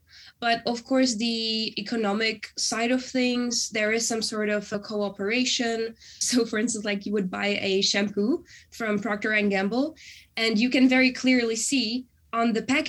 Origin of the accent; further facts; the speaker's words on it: Prague, Czechia; moved away as an adult; now in Amsterdam, Netherlands; I am originally from Prague, Czech Republic, but I have been living in Amsterdam, Netherlands for the last 3 years, actually. And before that, I have lived in Prague my whole life. And I moved to the Netherlands for my studies.